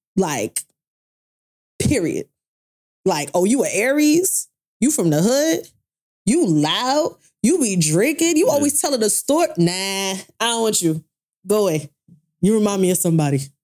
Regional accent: Brooklyn, New York, United States; a girl that grew up in Brooklyn

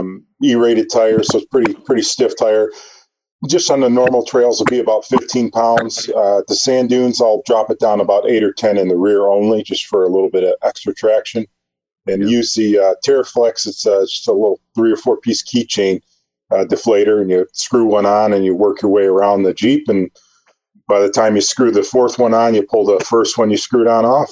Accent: Michigan, United States; From Michigan, running a Toyo AT2, what I call pizza cutter.

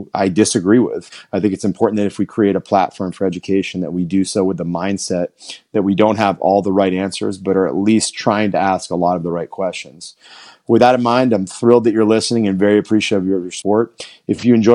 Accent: Southern Maine, United States; I grew up in Southern Maine

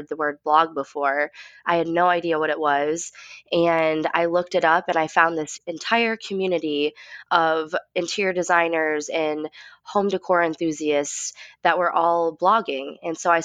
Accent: West Michigan, United States; we grew up, like I said, in West Michigan

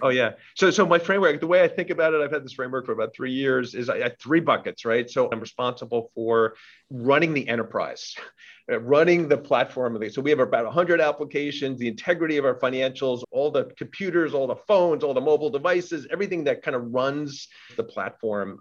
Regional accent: New York City, New York, United States; I'm born and raised in New York, multi generation in New York City

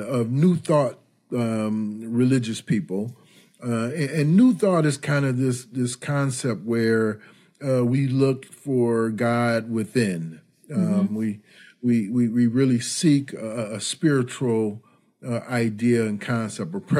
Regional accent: Detroit, Michigan, United States; moved away as an adult; also born or lived in Ann Arbor, Michigan; now in Chicago, United States; I grew up in the Detroit area during the Motown era

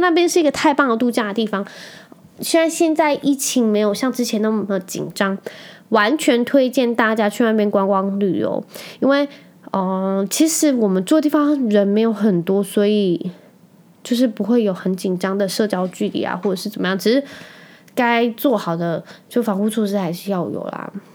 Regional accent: Penghu County, Taiwan; now in Kaohsiung, Taiwan; 我可以在澎湖这个地方长大

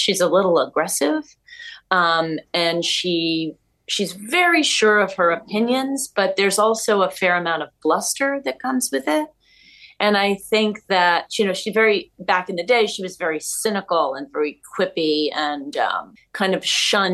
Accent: New York City, New York, United States; I grew up in New York. I'm from New York

